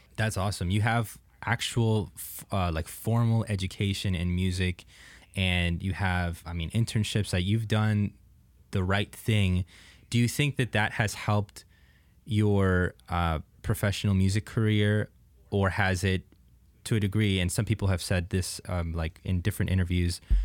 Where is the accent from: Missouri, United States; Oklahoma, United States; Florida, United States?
Florida, United States; Jupiter; I grew up in, uh, like Palm Beach, Jupiter area